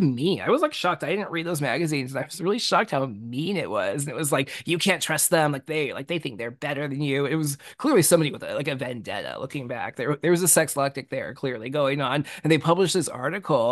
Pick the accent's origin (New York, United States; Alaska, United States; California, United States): California, United States; I grew up in California